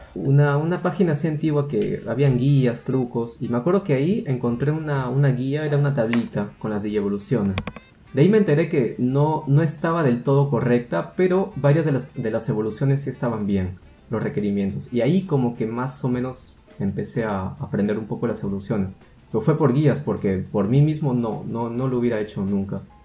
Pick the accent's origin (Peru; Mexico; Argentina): Peru